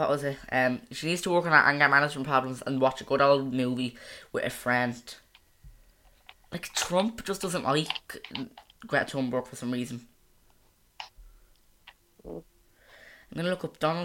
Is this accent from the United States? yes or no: no; Ireland; I'm not American, I'm Irish